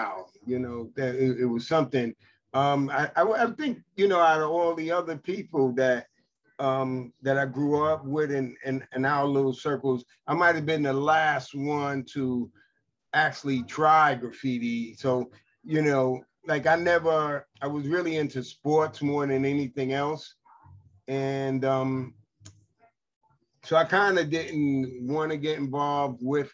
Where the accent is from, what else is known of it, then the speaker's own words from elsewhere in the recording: New York City, New York, United States; I grew up in the Lewis H. Pink houses